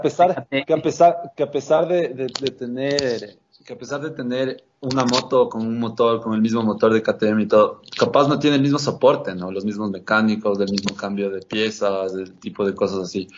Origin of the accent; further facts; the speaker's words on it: Ecuador; como ecuatorianos